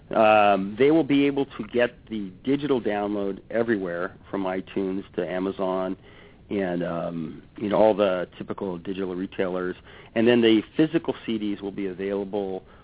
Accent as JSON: {"language": "English", "area": "North San Diego County", "region": "California", "country": "United States", "moved": "yes", "lives_now": "Seattle, United States", "said": "I'm actually from North San Diego County"}